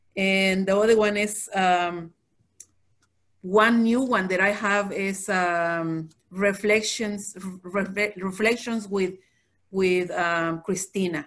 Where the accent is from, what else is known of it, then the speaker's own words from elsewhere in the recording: Mexico; moved away; we come from Mexico